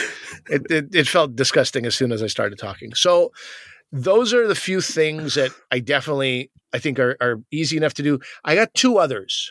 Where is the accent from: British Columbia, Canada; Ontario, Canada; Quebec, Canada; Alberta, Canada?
Quebec, Canada; I'm from Quebec